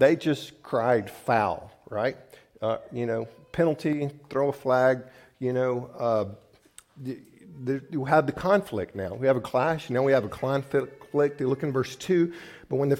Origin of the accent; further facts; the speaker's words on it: the South, United States; now in Midwest, United States; I grew up in the South where we had lots of blue laws